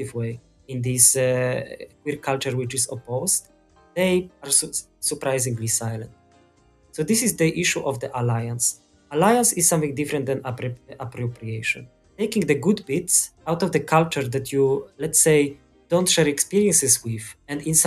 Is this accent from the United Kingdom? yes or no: no; Poland; I'm from Poland